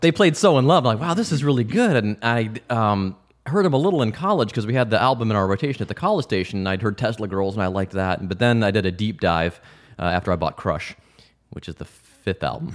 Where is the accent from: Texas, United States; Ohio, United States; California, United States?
Ohio, United States; Cleveland; also born or lived in Mentor, Ohio / Pittsburgh, Pennsylvania / Bowling Green, Ohio; I grew up in Ohio. I'm from Cleveland originally